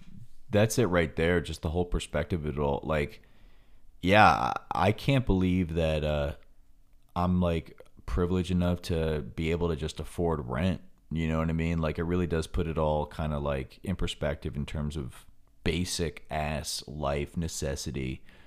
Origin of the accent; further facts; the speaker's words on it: New York, United States; I didn't know how bad it was because we are from New York